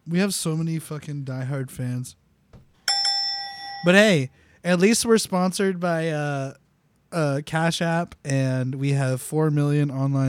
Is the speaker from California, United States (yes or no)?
yes; California, United States; I'm from California.